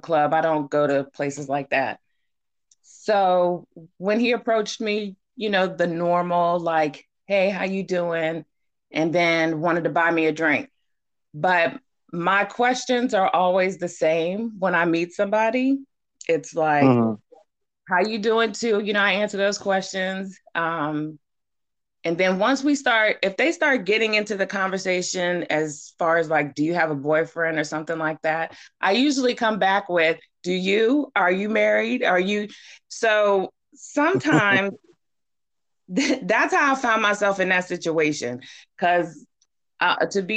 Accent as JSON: {"language": "English", "town": "Baltimore", "region": "Maryland", "country": "United States", "said": "I'm from Maryland"}